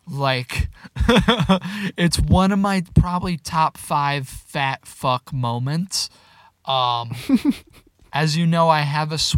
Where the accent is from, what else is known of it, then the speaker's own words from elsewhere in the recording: the South, United States; I grew up in the South